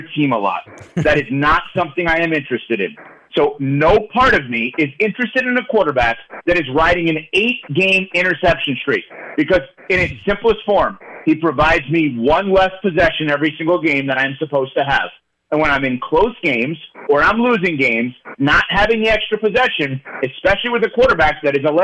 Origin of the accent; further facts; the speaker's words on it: New York, United States; as a New Yorker